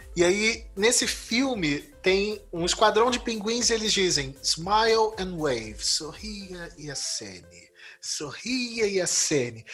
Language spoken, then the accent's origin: Portuguese; Brazil; eu sou um brasileiro esquisito que não joga futebol